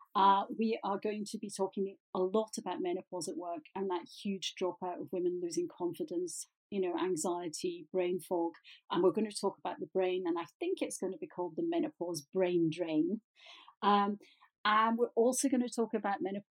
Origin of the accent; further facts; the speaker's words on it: Glasgow, Scotland, United Kingdom; I'm a Glaswegian